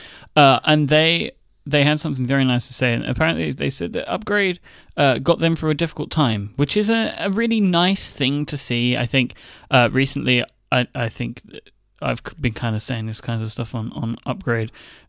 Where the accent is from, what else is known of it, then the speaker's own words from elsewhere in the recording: United Kingdom; accent: British; my British accent, my soothing British accent